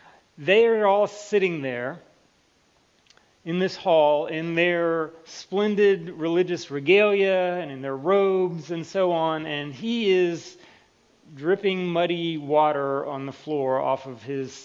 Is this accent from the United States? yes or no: yes; United States; was from the United States because you wouldn't be able to tell from my accent otherwise. Yeah, so I get Canada a lot.